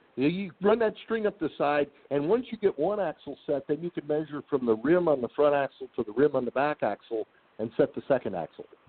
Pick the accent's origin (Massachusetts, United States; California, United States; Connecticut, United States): California, United States; San Diego; also born or lived in Highland Park, Michigan; When I was three years old, my, my folks moved to San Diego, and that's where I grew up